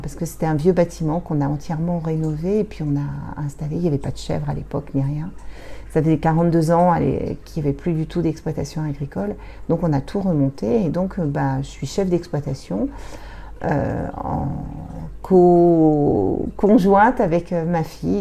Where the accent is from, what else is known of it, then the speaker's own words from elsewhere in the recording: Normandy, France; moved away as an adult; also born or lived in Paris region; moi, je suis normande. On a quitté, j'ai quitté la Normandie pour, euh, accepter de venir en montagne